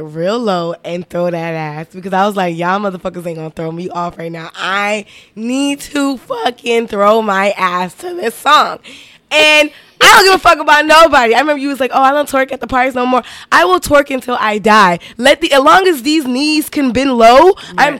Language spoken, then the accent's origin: English; Miami, Florida, United States; I am from Miami